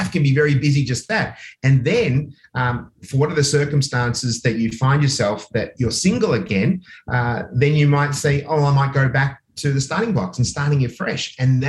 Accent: Australia; also born or lived in Oxford, United Kingdom; but I was born in Oxford, England, but I came to Australia when I was less than 2 years of age, so I didn't really have time to pick up any lingo.

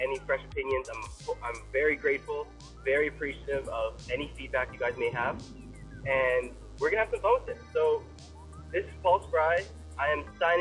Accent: Toronto, Ontario, Canada; I'm from Toronto, Ontario, Canada. So proud to be from here

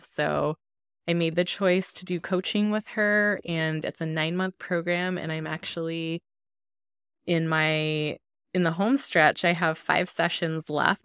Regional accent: Denver, Colorado, United States; growing up in Denver, my neighborhood and my schools were all largely Hispanic

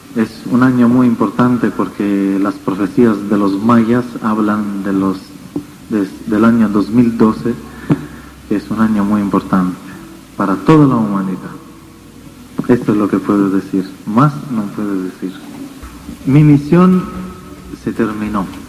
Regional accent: Italy; Spanish is a second language; vengo de Europa, desde Italia

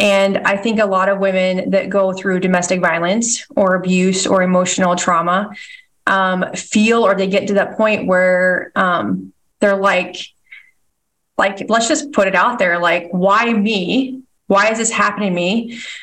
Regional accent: Nebraska, United States; also born or lived in Washington State; So I was born in Washington State and have lived most of my life in Nebraska.

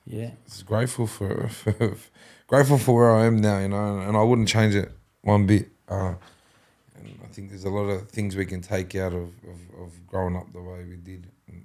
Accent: Penrith, New South Wales, Australia; I was born here in the Nepean Hospital. Still live here, down the road from the Nepean Hospital. My dad was from Mount Druitt, Shelby. So I was both Shelby and Penrith.

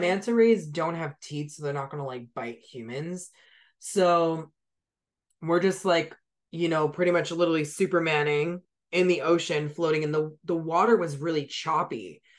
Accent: San Diego, California, United States; I'm from San Diego.

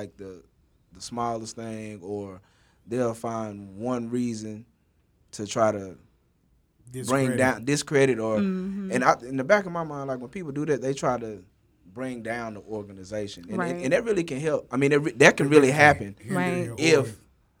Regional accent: Dallas, Texas, United States; I was from Hamilton Park

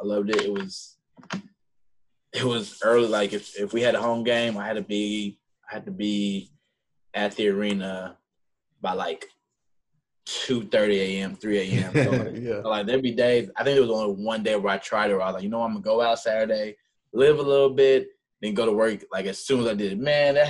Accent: Houston, Texas, United States; now in Dallas, United States; Houston, Southwest.

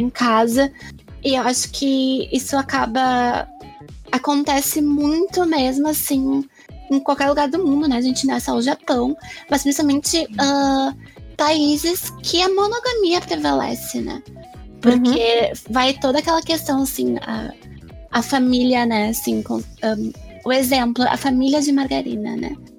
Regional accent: Brazil; eu sou brasileira

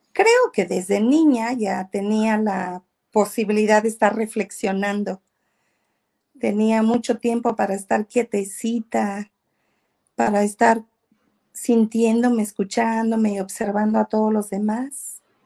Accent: southern Veracruz, Mexico; soy del sur de Veracruz, crecí con mi madre

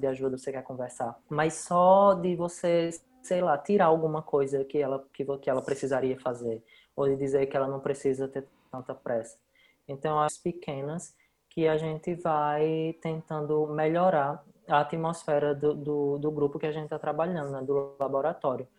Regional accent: Brazil; moved away as an adult; eu saí do Brasil

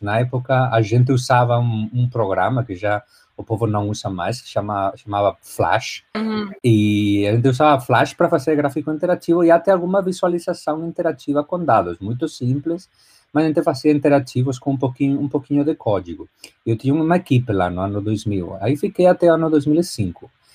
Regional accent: A Coruña, Galicia, Spain; Portuguese is a second language; moved away as an adult; now in Miami, United States; Eu sou espanhol, nasci na Espanha, na, na Galícia

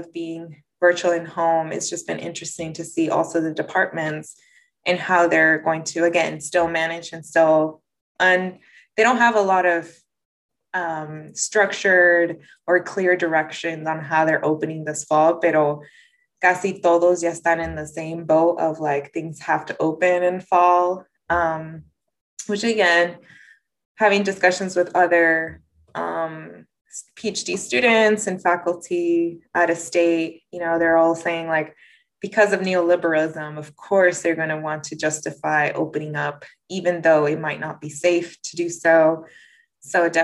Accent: Napa, California, United States; I grew up in Napa

